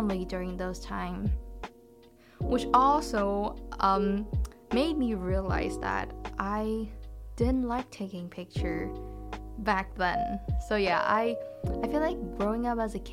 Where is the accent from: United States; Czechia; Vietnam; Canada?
Vietnam; moved away; we call it Tet back in my home country